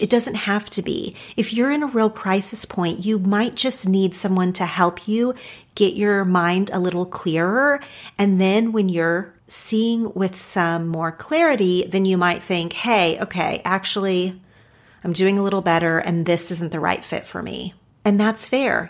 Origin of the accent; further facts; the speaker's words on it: Oklahoma, United States; now in Los Angeles, United States; my home state of Oklahoma.